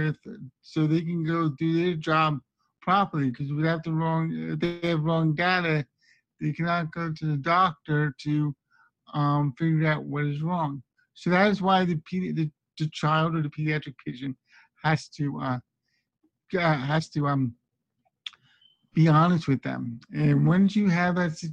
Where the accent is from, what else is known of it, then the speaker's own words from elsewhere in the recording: Las Vegas, Nevada, United States; I'm from Las Vegas.